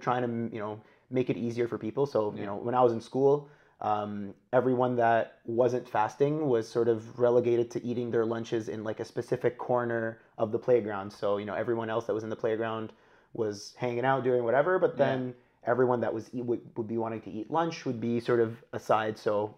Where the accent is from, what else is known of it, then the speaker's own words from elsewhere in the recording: Kuwait; moved away as an adult; now in Canada; So I'm born to Egyptian parents. I grew up in Kuwait and then moved to Canada when I was 18 to go to university. And I've been here ever since, so around 10 years now.